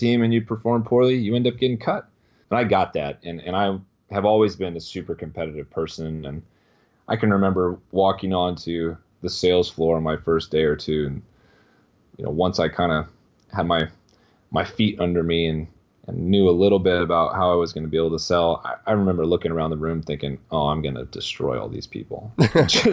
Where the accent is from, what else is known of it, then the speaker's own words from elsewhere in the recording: Chico, California, United States; moved away as an adult; also born or lived in San Francisco Bay Area, California; now in Austin, United States; went home to my hometown, Chico, California